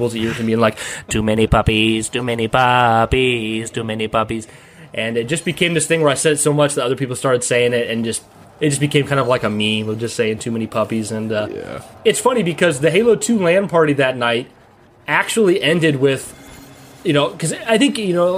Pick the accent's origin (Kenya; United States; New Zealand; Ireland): United States; moved away; I don't live there now, but we're from the Quad Cities in the Illinois, Iowa area